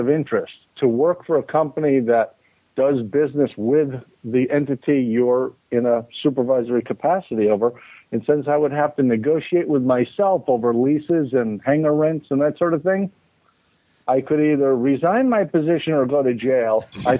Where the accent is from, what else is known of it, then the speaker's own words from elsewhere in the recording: Winter Haven, Florida, United States; in Winter Haven, actually, my hometown.